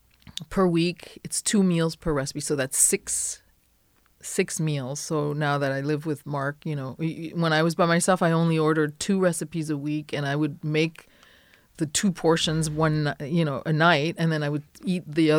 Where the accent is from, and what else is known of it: France; now in United States